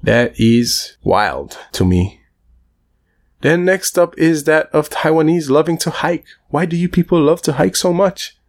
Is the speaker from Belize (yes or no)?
yes; Belize; There's also a lot of Spanish speakers and Belize based on our geographic location